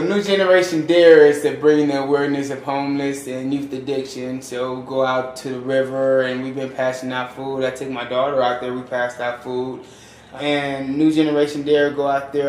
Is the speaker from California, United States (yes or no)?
yes; Los Angeles, California, United States; moved away as an adult; now in Reno, United States; I'm from South Central Los Angeles